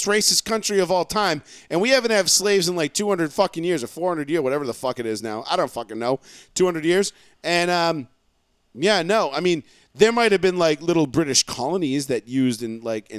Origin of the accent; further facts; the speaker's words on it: Ireland; As an Irishman, I said. God fuck the queen and I drank a Guinness.